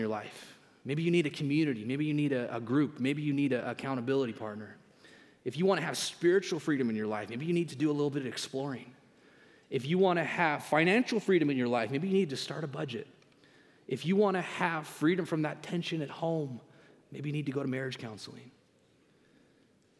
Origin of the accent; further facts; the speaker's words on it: Canada; moved away as an adult; now in United States; I'm a proud Canadian